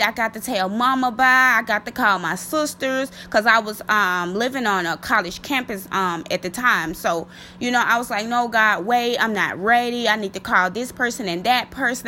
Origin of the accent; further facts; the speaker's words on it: Mississippi, United States; my home state, um, Mississippi